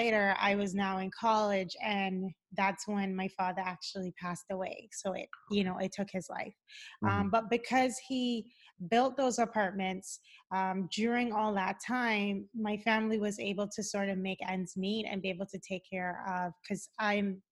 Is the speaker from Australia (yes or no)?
no; Cayman Islands; moved away as an adult; also born or lived in Boston, United States; now in Los Angeles, United States; I live in Los Angeles, but I'm originally from the Cayman Islands